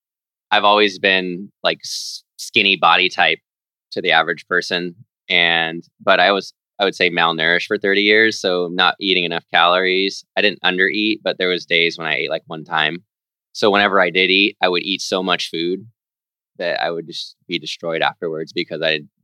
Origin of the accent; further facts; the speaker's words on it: Lodi, California, United States; I'm from Lodi, California.